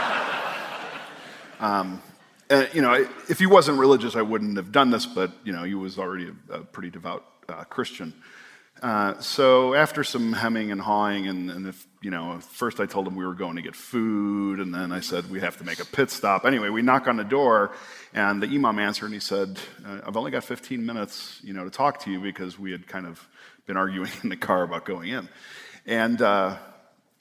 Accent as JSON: {"language": "English", "town": "Chicago", "region": "Illinois", "country": "United States", "said": "I come from Chicago"}